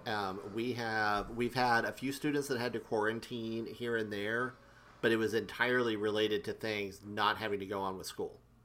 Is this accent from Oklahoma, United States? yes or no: yes; Oklahoma, United States; I grew up in Oklahoma.